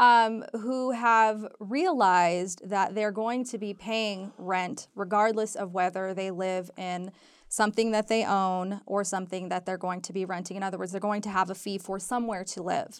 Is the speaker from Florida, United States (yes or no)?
no; Southern California, United States; moved away as an adult; now in Reno, United States; I'm from Southern California originally